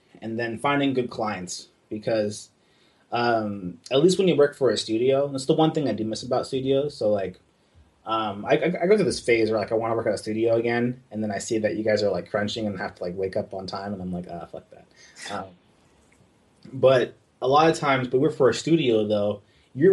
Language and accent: English; California, United States; growing up in California all my life